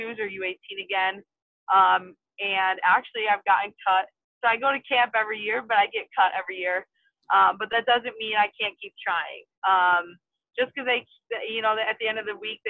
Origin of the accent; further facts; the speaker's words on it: Wisconsin, United States; my home state of Wisconsin